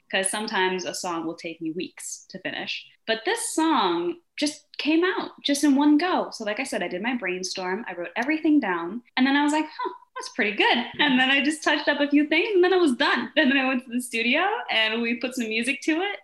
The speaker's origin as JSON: {"language": "English", "country": "Denmark", "also_born_or_lived": "Brazil", "moved": "yes", "lives_now": "New York, United States", "said": "I'm from Denmark and I'm also half Brazilian, but I live here in New York"}